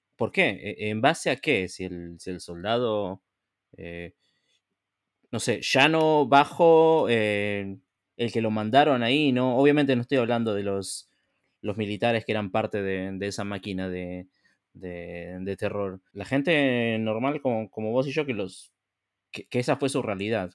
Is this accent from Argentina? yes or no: yes; Argentina; moved away; yo también soy argentino